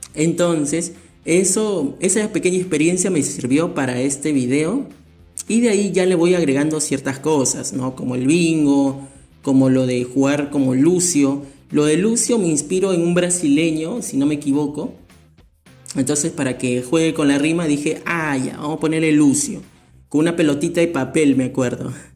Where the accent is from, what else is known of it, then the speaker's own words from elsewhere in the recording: Peru; mi país, Perú